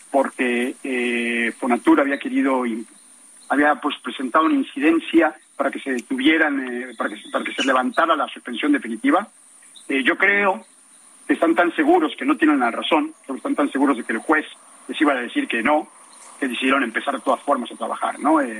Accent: Naucalpan de Juárez, State of Mexico, Mexico; Creyendo que soy extranjero por la forma en la que hablo, para todos, soy de Naucalpan, de Juárez, soy mexicano, mexicano, pero viví mucho tiempo fuera.

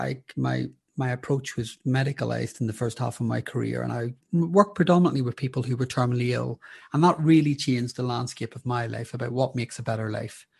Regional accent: Belfast, Northern Ireland, United Kingdom; moved away; also born or lived in London; I grew up in Belfast during the sectarian troubles

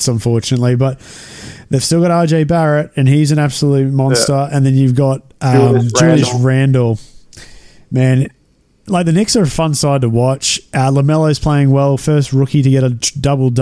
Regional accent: Central Queensland, Australia; also born or lived in Rochdale, United Kingdom; I am from Central Queensland

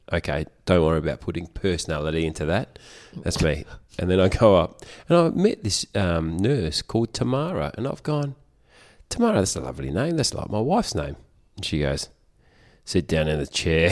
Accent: Australia; I am such an Aussie bloke.

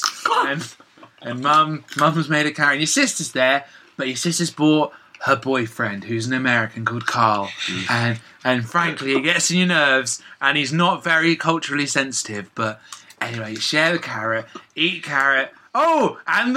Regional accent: United Kingdom; we're British.

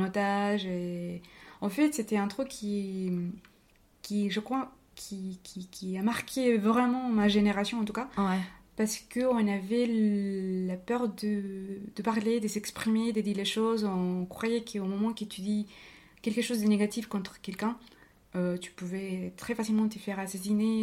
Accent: Cali, Valle del Cauca, Colombia; French is a second language; moved away as an adult; also born or lived in Bogotá, Colombia / Palmira, Colombia; now in Bordeaux, France; je suis née et, euh, à Cali. Moi, j'ai vécu toute ma vie euh, dans son petit village qui est juste à côté de Cali. Mais on va dire que ma, euh, mon enfance et mon adolescence étaient passées entre Cali et ces petites villes-là.

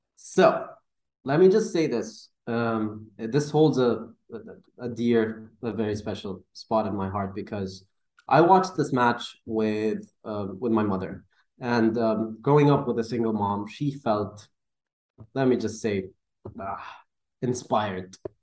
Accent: Dubai, United Arab Emirates; I'm from Dubai

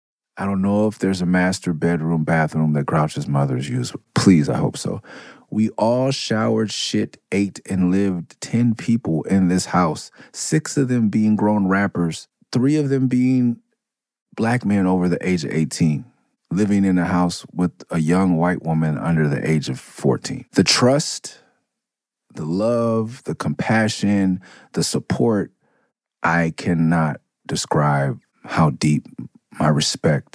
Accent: Southern California, United States; being a Californian, Southern California

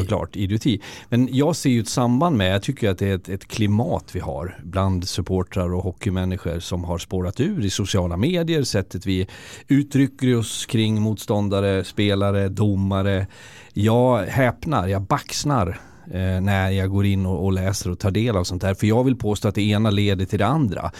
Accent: Leksand, Dalarna County, Sweden; moved away; also born or lived in Karlskoga; jag som är född och uppvuxen i Leksand, så när jag varit borta i tjugo

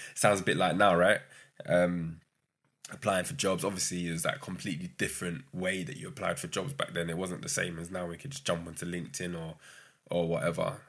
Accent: London, United Kingdom; also born or lived in Brighton; growing up in London, I went to uni in Brighton

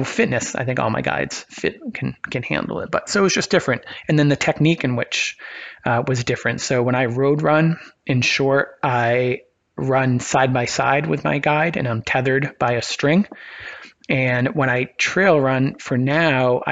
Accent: Maine, United States; I grew up in Maine

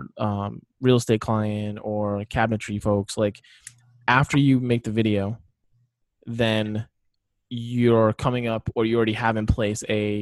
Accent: Northeast, United States; I grew up in the Northeast. Hockey was around Bruins and the Beanpot

